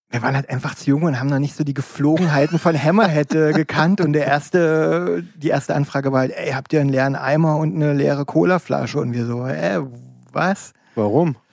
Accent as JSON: {"language": "German", "town": "Dessau", "region": "Saxony-Anhalt", "country": "Germany", "tie": "born or raised there", "also_born_or_lived": "Wolfen / Leipzig", "moved": "as an adult", "said": "aufgewachsen in Dessau, weil mein Vater am Bauhaus und so weiter war."}